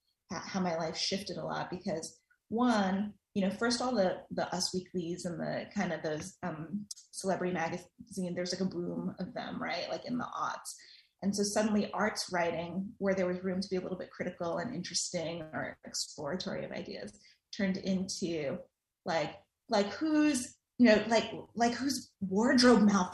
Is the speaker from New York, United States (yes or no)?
yes; New York City, New York, United States; So I grew up in New York City. I'm a Queens girl, lifelong, still there.